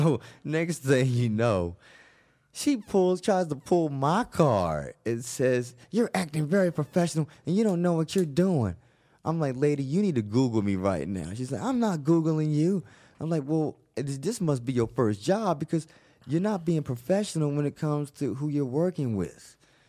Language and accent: English; the South, United States; ma'am, I'm a Southerner. I'm from the East Coast. I talk loud.